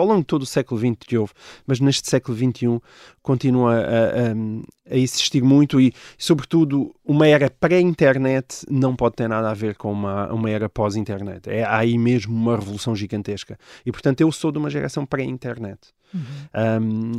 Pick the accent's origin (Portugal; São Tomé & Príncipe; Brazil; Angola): Portugal; Portalegre, Portalegre District; moved away as an adult; now in Lisbon, Portugal; eu sou de Porto Alegre